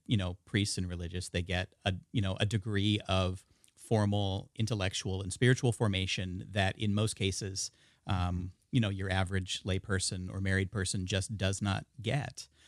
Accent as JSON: {"language": "English", "area": "the Northwest", "region": "Pacific Northwest", "country": "United States", "tie": "born or raised there", "said": "being born and raised in the Northwest"}